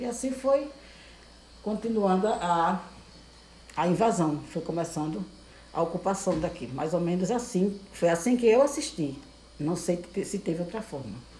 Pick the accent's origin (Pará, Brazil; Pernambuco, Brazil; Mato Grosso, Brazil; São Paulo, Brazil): Pernambuco, Brazil; Recife; now in Olinda, Brazil; Eu sou natural de Recife. Eu nasci em Recife, no bairro do Beberibe